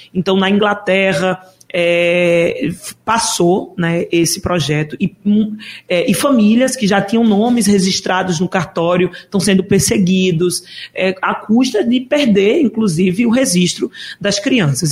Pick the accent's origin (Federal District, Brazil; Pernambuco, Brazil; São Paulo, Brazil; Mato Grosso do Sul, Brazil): Pernambuco, Brazil; Caruaru; moved away as an adult; also born or lived in Recife; Eu sou de Caruaru, nascida e criada